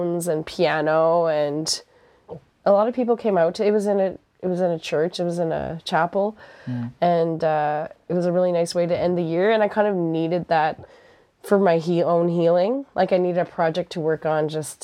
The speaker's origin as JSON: {"language": "English", "town": "Antigonish", "region": "Nova Scotia", "country": "Canada", "also_born_or_lived": "Halifax, Canada / Quebec City, Canada", "moved": "as an adult", "said": "I'm from Antigonish, which is, like, a very rural area."}